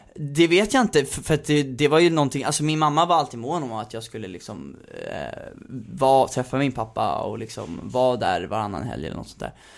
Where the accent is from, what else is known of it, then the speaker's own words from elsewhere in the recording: Värmdö, Stockholm County, Sweden; Fågelbro är jag uppväxt på